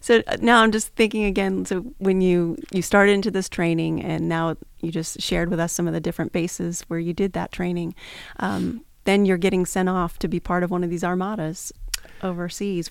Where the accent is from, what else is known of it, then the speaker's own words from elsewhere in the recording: Pennsylvania, United States; moved away; When I was a kid growing up, I, um, was growing up in Pennsylvania